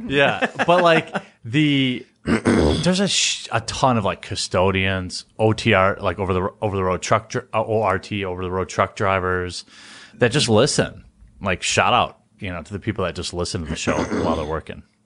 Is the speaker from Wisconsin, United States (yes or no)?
yes; Wisconsin, United States; my home state